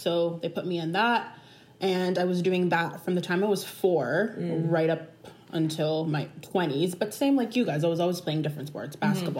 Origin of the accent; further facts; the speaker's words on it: Ontario, Canada; So I'm from the West End. I played for Dixie, Mississauga.